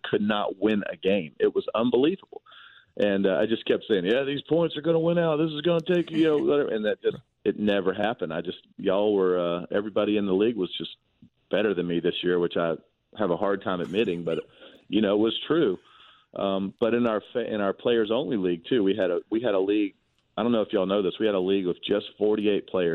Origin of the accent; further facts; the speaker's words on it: Georgia, United States; It's in my home state